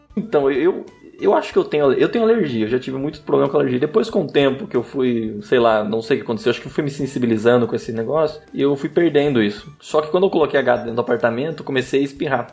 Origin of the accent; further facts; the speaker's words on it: Sumaré, São Paulo, Brazil; eu sou de Sumaré e vou para Campinas para trabalhar